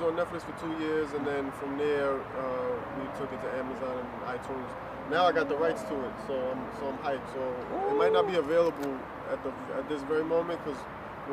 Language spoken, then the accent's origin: English; New York City, New York, United States; also born or lived in Queens / Brooklyn; Born and raised Washington Heights